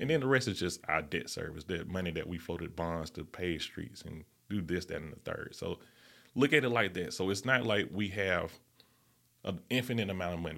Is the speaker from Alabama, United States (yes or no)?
yes; Birmingham, Alabama, United States; growing up in the Fairview neighborhood, that's a different type of environment